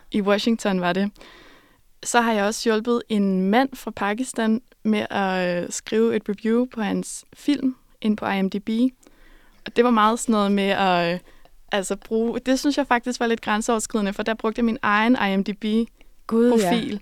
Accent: Denmark; jeg var fra Danmark

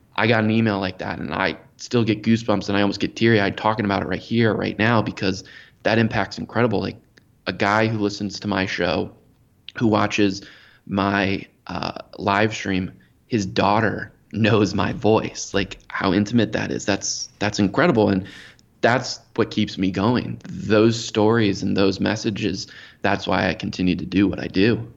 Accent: Maryland, United States; born and raised in Maryland, just outside of D C, the nation's capital.

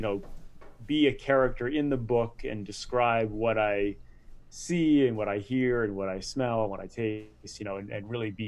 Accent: Rhode Island, United States; I grew up in Rhode Island

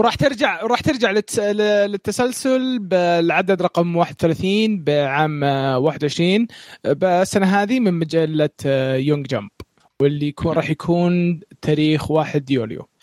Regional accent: Saudi Arabia; عندنا في السعودية

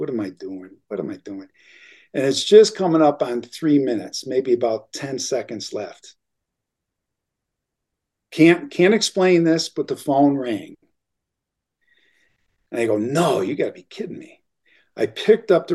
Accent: Elmira, New York, United States; moved away as an adult; once I moved back to my hometown in upstate New York, in Elmira

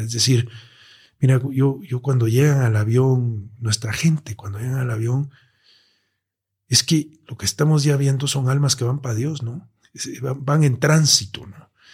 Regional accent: Mexico; como mexicanos y como ciudadanos de esta gran metrópoli que es la Ciudad de México

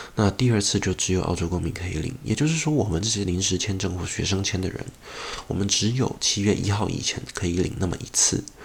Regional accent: Taiwan; moved away as an adult; now in Australia; 因为我是台湾人获得了不少掌声

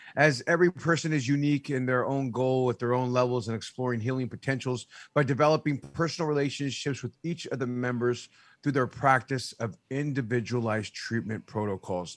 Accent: San Jose, California, United States; I'm originally from San Jose

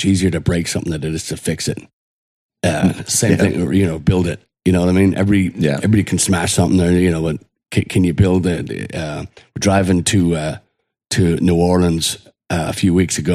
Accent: Ireland; now in United States; growing up in Ireland, Irish

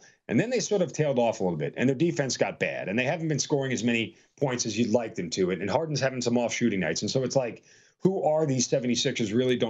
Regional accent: New York, United States; now in Atlanta, United States; Yes, I live here in Atlanta. I'm a Knicks fan because I grew up in New York

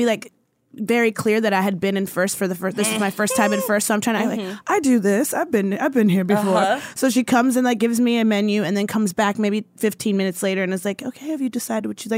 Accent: East Coast, United States; moved away; I'm from the East Coast and I used to go home all the time

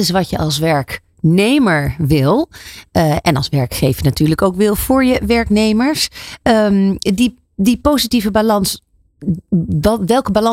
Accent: Netherlands

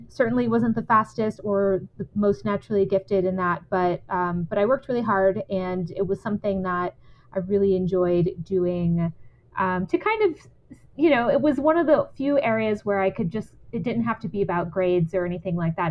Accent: San Antonio, Texas, United States; Yeah, I grew up in San Antonio, Texas

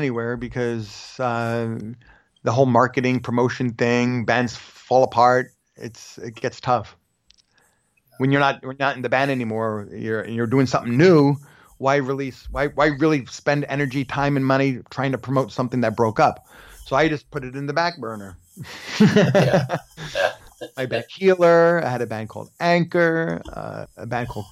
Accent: New York City, New York, United States; moved away as an adult; also born or lived in Los Angeles; I grew up in Park Slope

